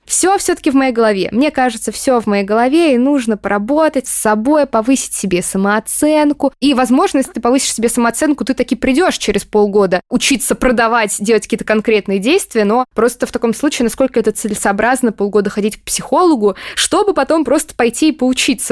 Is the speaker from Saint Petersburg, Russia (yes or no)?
no; Moscow, Russia; я из Москвы